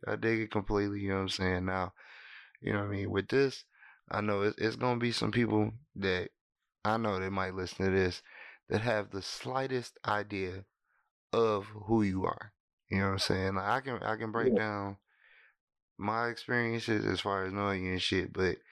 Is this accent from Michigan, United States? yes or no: yes; Pontiac, Michigan, United States; also born or lived in Greensboro / Spring Hill; I'm from Pontiac.